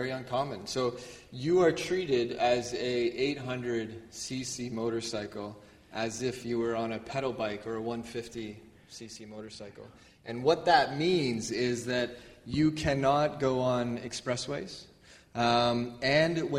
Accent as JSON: {"language": "English", "country": "Canada", "said": "as a Canadian."}